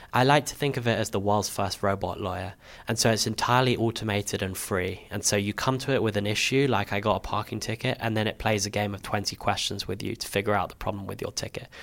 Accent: London, United Kingdom; also born or lived in Camden; I grew up in Hendon in northwest London

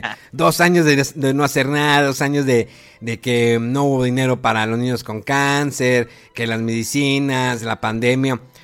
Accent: Mexico; Imagínate qué orgullo como mexicano

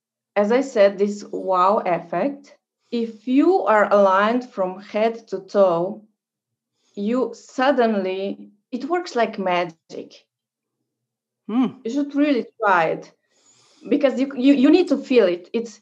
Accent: Virginia, United States

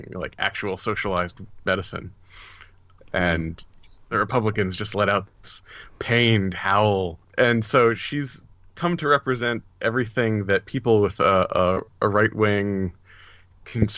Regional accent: New Jersey, United States; now in Rhode Island, United States; I was born in New Jersey and I lived there for many years

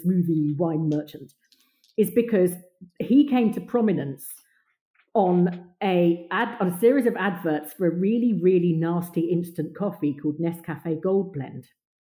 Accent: England, United Kingdom; we, as smirky English people

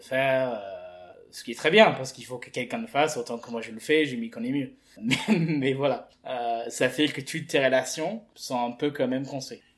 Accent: England, United Kingdom; moved away as an adult; now in France; j'ai fait toutes mes mes études et mon enfance en Angleterre je suis arrivé en France il y a quatre ans

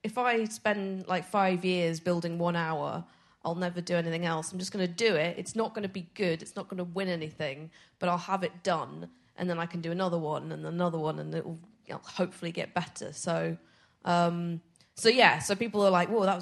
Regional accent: Edinburgh, Scotland, United Kingdom; I'm from Edinburgh

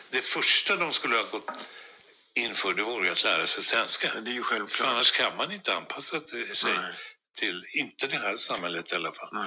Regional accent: Sweden; vi svenskar

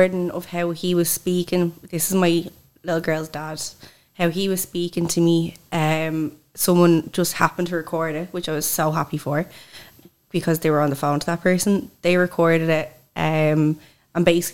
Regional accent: Swords, Leinster, Ireland; I come from Dublin.

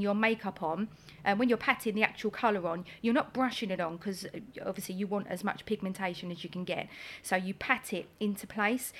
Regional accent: Essex, East of England, United Kingdom; also born or lived in Greenwich, London; I moved to Essex uh, when I was very young. I've oh, got. I have only been a, yeah, I think I was about four when I moved to Essex.

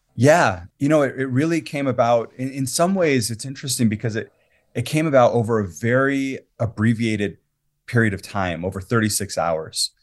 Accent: Quito, Pichincha, Ecuador; also born or lived in Latin America; now in Salt Lake City, United States; I grew up in Ecuador, and I lived in the capital city, Quito

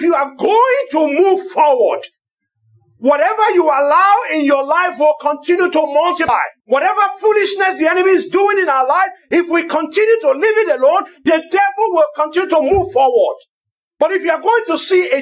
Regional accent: Lagos, Nigeria; I grew up in Lagos

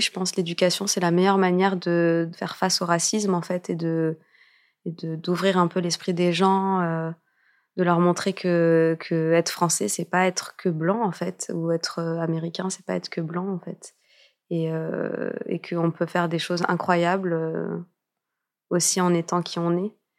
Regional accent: France; also born or lived in Morocco (ancestry) / United States; je suis française, je suis née en France, mais j'ai des origines aussi marocaines

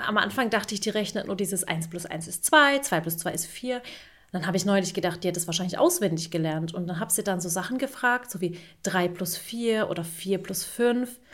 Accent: Turkey; ich bin ja auch Türkin

